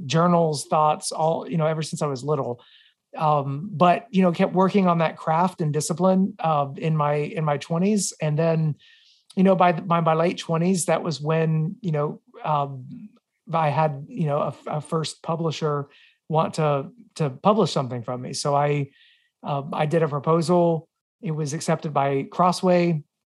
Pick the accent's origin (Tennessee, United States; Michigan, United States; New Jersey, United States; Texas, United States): Tennessee, United States; Murfreesboro; I grew up in Middle Tennessee